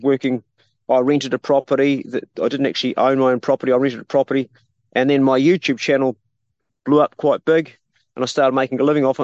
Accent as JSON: {"language": "English", "region": "Abel Tasman National Park", "country": "New Zealand", "tie": "born or raised there", "said": "I grew up in the Abel Tasman National Park when I was five, when my dad was a ranger"}